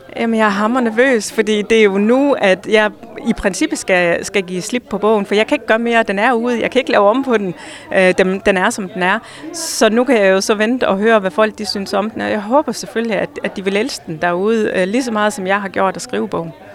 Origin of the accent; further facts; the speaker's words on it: Hjørring, North Denmark Region, Denmark; jeg er opvokset i Jørgen, og jeg elsker byen